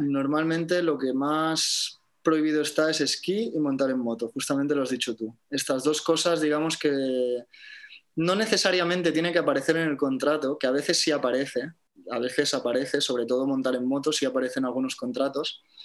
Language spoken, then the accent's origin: Spanish; Barcelona, Catalonia, Spain; moved away as an adult; now in Tenerife, Spain; es mi ciudad natal